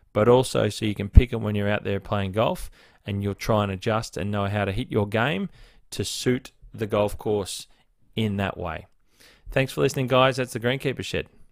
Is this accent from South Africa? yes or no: no; Blue Mountains, New South Wales, Australia; also born or lived in Northern Beaches, Sydney; now in Sydney, Australia; I grew up in the Blue Mountains